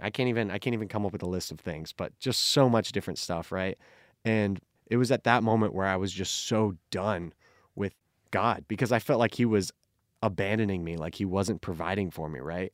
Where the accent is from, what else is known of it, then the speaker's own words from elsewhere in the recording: Phoenix, Arizona, United States; also born or lived in California; I grew up here in Phoenix